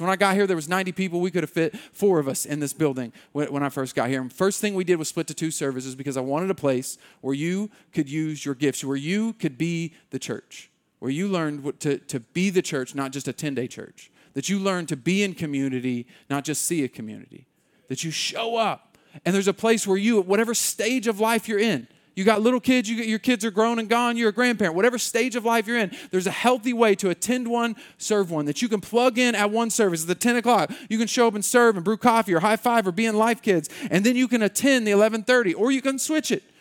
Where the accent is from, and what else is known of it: United States